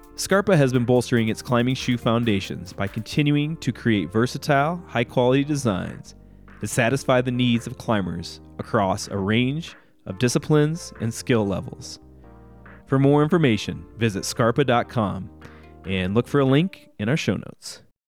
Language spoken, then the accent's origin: English; Bloomington, Illinois, United States; moved away; I'm from Bloomington, Illinois